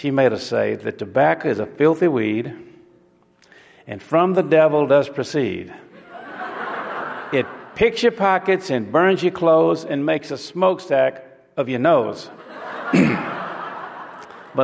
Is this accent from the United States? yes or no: yes; Alabama, United States; took me from the cotton fields of Alabama